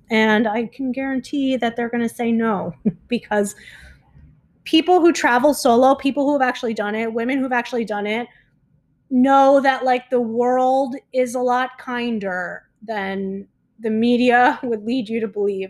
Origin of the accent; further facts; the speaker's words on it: South Florida, United States; now in Mexico; I'm from South Florida